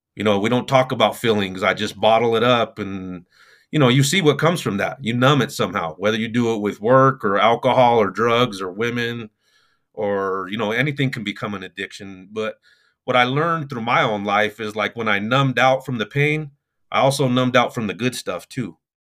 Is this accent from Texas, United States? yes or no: no; Denver, Colorado, United States; I'm from Denver, Colorado